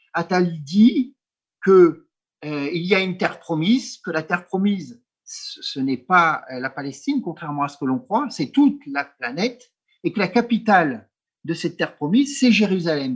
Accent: France; je suis français culturellement, politiquement, historiquement

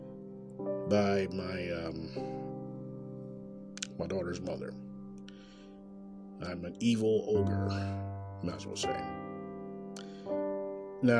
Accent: Kansas City, Missouri, United States; Coming live in direct from Kansas City, Missouri, my hometown.

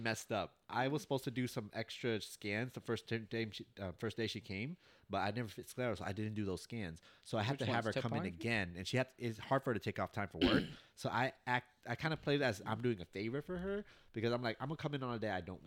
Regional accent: New York City, New York, United States; I am an American citizen. I was born in New York City

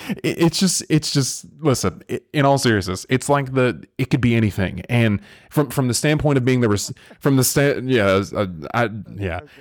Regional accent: the South, United States; I was raised in the South

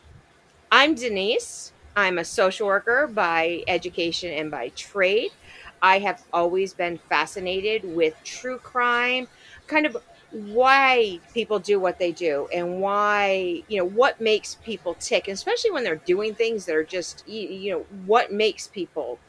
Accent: Rhode Island, United States; It happened in my hometown

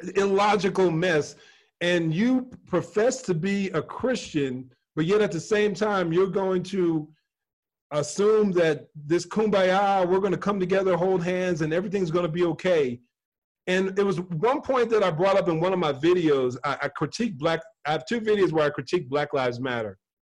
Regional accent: New Jersey, United States; moved away; also born or lived in South Carolina; I dealt with more racism growing up in New Jersey than I did when we moved to South Carolina

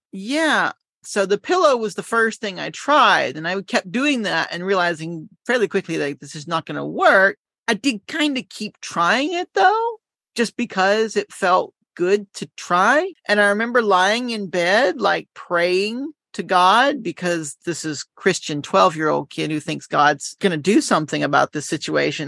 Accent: Winston-Salem, North Carolina, United States; now in Yokohama, Japan; I'm from North Carolina

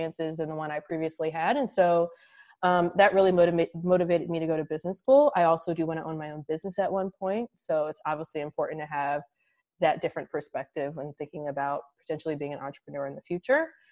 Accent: Baltimore, Maryland, United States; moved away; also born or lived in Washington, D.C.; I'm originally from Baltimore, Maryland.

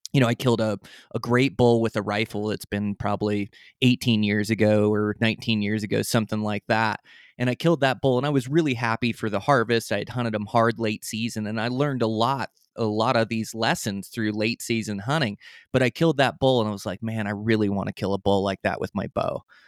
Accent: Olympic Peninsula, Washington, United States; moved away as an adult; now in Montana, United States; I come from the Olympic Peninsula

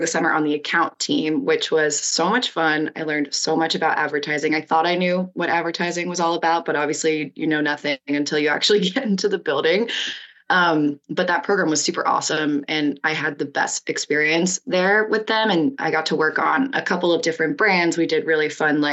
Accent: Cincinnati, Ohio, United States; moved away as an adult; also born or lived in New York; now in San Diego, United States; I'm from Cincinnati myself

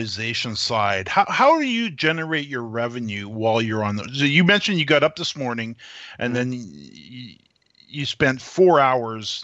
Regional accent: Canada; being a Canadian

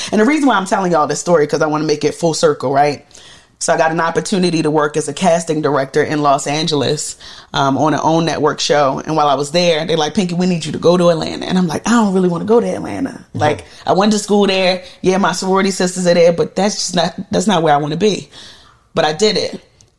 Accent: Jamaica; because I'm Jamaican, right? So like I didn't grow up eating that.

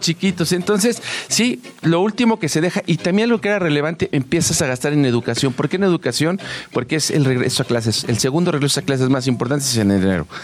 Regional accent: Mexico

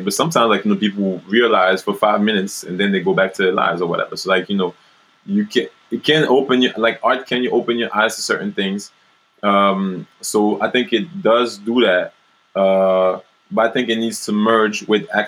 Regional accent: France; moved away; I grew up in France and then I travel in the States and Brazil and all around Africa

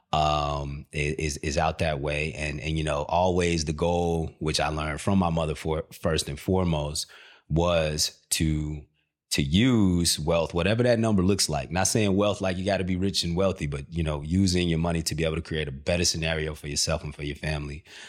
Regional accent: Country Club Hills, Illinois, United States; moved away; also born or lived in Markham, Illinois / Hazel Crest, Illinois; I'm from the south, south, south suburbs, uh, area called, uh, Country Club Hills. Uh, it's also Markham down there that I lived, uh, and Hazelcrest.

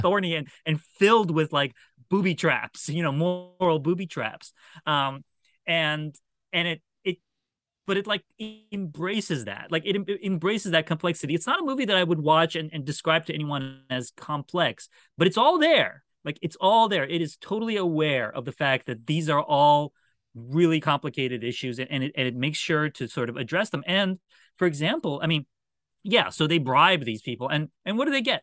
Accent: Washington, District of Columbia, United States; I was a Washington Bullets fan because that was my hometown team

